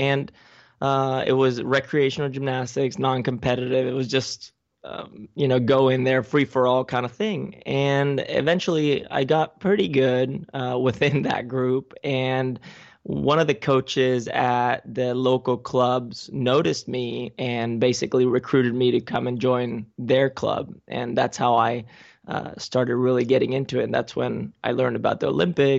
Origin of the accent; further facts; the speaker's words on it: Spain; also born or lived in California / Ecuador; I was born in 82 in California. Spent a couple years here. Ended up going to Ecuador for a little bit. And then from Ecuador, we went to Spain.